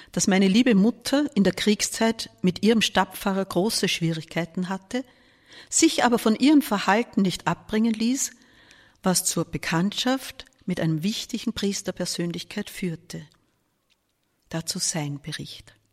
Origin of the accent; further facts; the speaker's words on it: Vienna, Austria; Dazu kam für mich als Wiener der Vorteil, dass ich zu Hause wohnen durfte, wie alle anderen Studenten aus Wien.